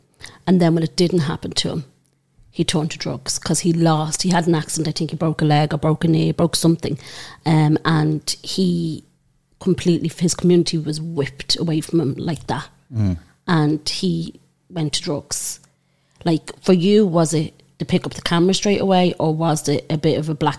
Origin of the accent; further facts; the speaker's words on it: Dublin, Leinster, Ireland; I'm from Coolock, like I'm from Mofew Court